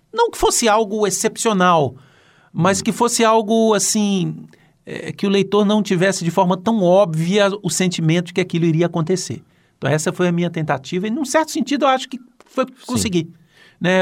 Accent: Minas Gerais, Brazil; Eu sou de Minas

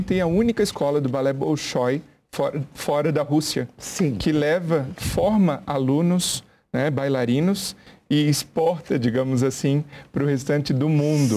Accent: Joinville, Santa Catarina, Brazil; eu sou joinvilense, sou lá do nosso estado de Santa Catarina

